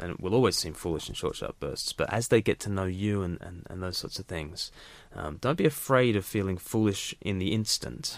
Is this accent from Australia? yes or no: yes; Australia; now in United Kingdom; as an Australian living in the U K